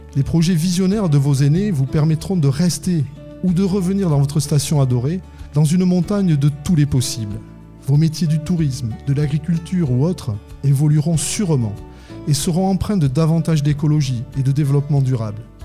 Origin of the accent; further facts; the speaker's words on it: Landes, Nouvelle-Aquitaine, France; on est des des Landais pyrénéens